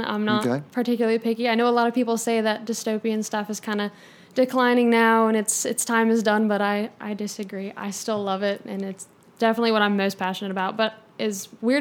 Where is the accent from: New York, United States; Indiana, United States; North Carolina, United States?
North Carolina, United States; Huntersville; I'm from Huntersville, North Carolina, so it's really only about an hour from campus